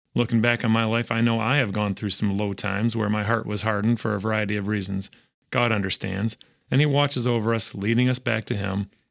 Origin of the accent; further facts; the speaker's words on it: West Michigan, United States; growing up in West Michigan